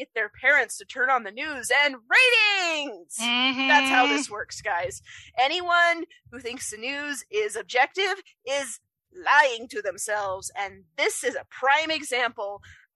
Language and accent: English; Utah, United States; I'm from Utah, we have a very heavily religious culture here